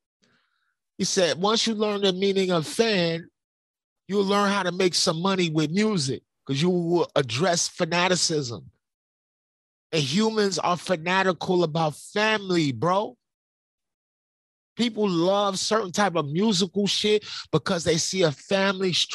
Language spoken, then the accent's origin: English; New York City, New York, United States; I'm from Brooklyn.